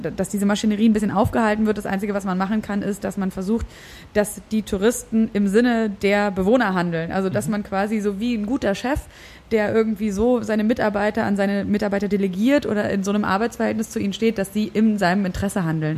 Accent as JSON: {"language": "German", "region": "Berlin", "country": "Germany", "said": "wenn mich Leute gefragt haben, woher kommst du und ich gesagt habe, Berlin"}